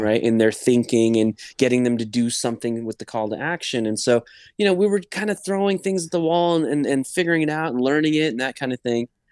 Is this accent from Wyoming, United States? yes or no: no; Los Angeles, California, United States; first language English; I'm Persian. I was born in L A, so I kind of, you know, English is my first language